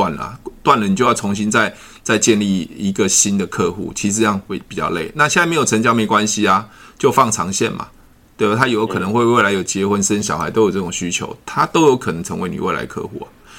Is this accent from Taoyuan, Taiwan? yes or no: yes; Taoyuan, Taiwan; 我我桃园人啊，我我以前是、啊、